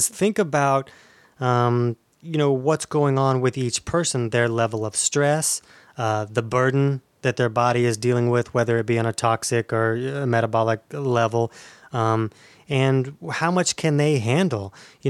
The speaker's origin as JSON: {"language": "English", "town": "Orange Park", "region": "Florida", "country": "United States", "said": "I'm from Orange Park, Florida."}